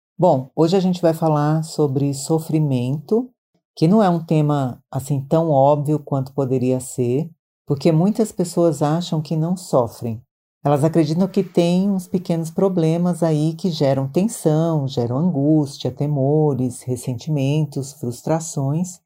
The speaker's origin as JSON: {"language": "Portuguese", "region": "Maranhão", "country": "Brazil", "moved": "yes", "lives_now": "São Paulo, Brazil", "said": "eu sou do Maranhão, mas eu já moro em São Paulo há muitos anos"}